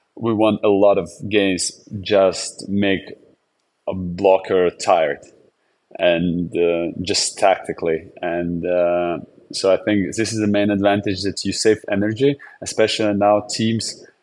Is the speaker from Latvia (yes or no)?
yes; Jurmala, Latvia; English is a second language; my hometown to Jurmala.